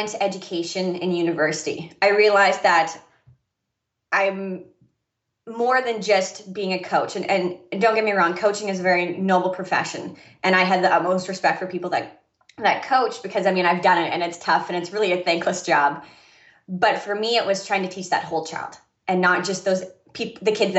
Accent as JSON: {"language": "English", "region": "Saskatchewan", "country": "Canada", "moved": "yes", "said": "I'm originally from Canada. And for me in Saskatchewan"}